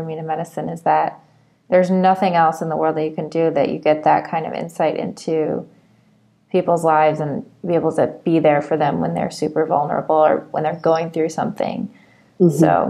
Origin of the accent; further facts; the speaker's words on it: Michigan, United States; I grew up in Michigan where Larry Nassar practiced